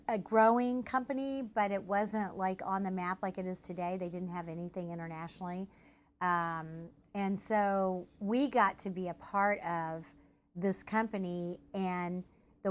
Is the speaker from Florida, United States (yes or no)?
no; Tulsa, Oklahoma, United States; I was born and raised in Tulsa.